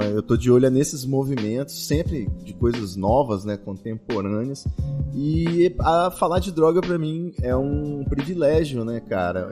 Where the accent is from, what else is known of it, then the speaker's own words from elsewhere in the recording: Espírito Santo, Brazil; moved away; also born or lived in São Paulo; saí do Espírito Santo, fui para São Paulo